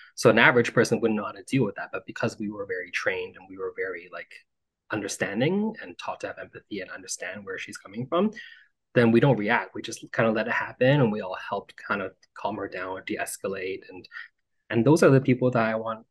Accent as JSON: {"language": "English", "town": "Vancouver", "region": "British Columbia", "country": "Canada", "tie": "born or raised there", "also_born_or_lived": "Montreal", "moved": "as an adult", "said": "I was born and raised in Vancouver to immigrant parents"}